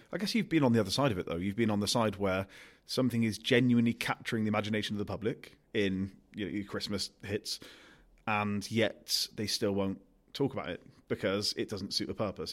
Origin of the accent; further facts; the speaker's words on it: Gloucester, South West England, United Kingdom; I'm from Gloucester